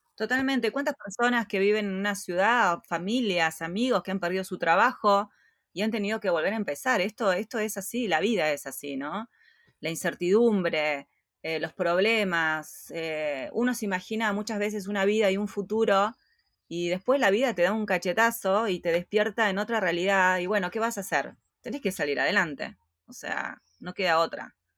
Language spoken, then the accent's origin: Spanish; Argentina; moved away as an adult; nosotros salimos de Argentina